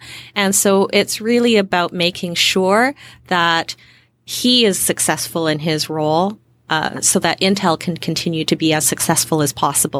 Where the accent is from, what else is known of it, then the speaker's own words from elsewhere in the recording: Western Canada, Canada; So I grew up, born and raised in Western Canada.